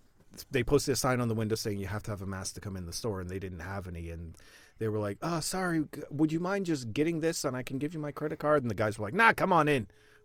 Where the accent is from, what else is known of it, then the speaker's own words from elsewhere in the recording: Florida, United States; now in Sweden; Eco driving, man, I'm from Florida.